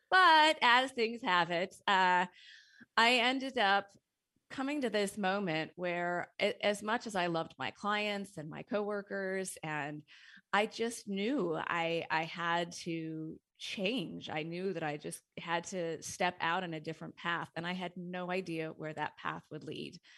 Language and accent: English; Montana, United States; moved away as an adult; now in Seattle, United States; I had a corporate career in Seattle. Uh, I moved to Seattle from Montana to go to college and then started in the technology world there